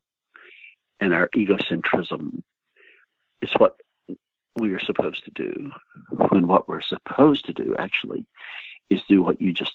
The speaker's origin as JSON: {"language": "English", "town": "Jesup", "region": "Georgia", "country": "United States", "tie": "born or raised there", "also_born_or_lived": "Los Angeles, California", "moved": "yes", "said": "my hometown, which is Jessup, Georgia"}